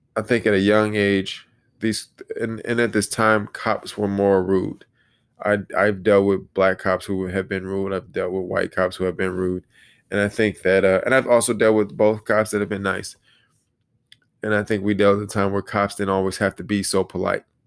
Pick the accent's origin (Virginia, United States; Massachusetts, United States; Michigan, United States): Michigan, United States; Detroit; I say Detroit, 'cause that's where I was born and raised